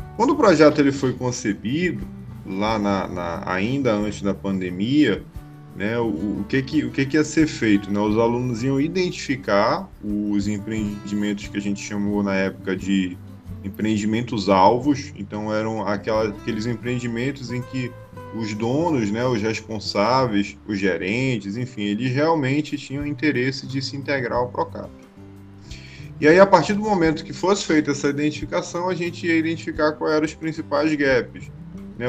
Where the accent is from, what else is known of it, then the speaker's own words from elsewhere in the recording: Belém, Pará, Brazil; now in Angicos, Brazil; eu sou natural de Belém do Pará